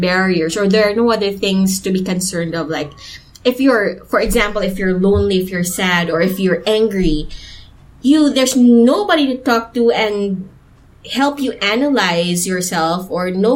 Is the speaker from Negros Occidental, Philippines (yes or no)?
yes; Cadiz, Negros Occidental, Philippines; moved away; I come from Cadiz